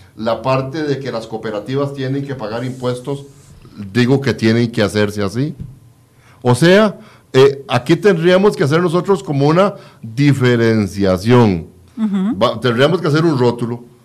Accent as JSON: {"language": "Spanish", "country": "Costa Rica", "said": "como costarricenses"}